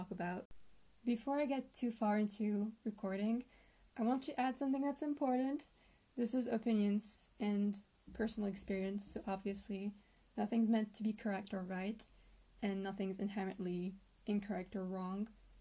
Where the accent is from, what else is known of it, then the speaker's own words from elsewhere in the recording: France; I am 22 years old and I'm from France.